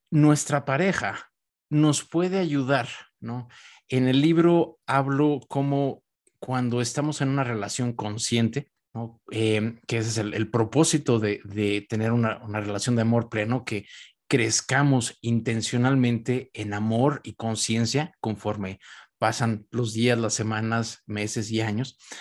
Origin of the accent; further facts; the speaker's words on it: Mexico; yo soy mexicano